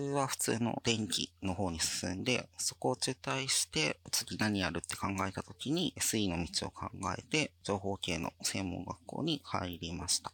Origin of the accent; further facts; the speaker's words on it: Fukuoka, Japan; moved away as an adult; 地元に戻りたいっていう思いのもと、転職活動を始めて、この LINE 福岡に